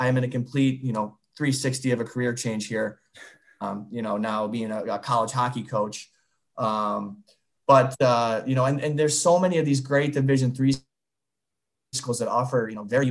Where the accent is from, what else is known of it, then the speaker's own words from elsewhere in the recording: Northern Michigan, United States; now in Tampa, United States; I'm from Northern Michigan